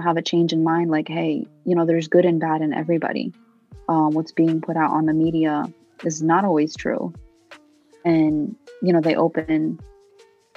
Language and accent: English; United States; first language Arabic; English is a second language; also born or lived in Palestine; Although I was born in America